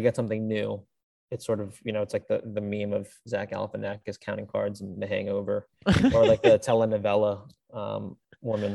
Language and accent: English; Virginia, United States; moved away; I'm from Virginia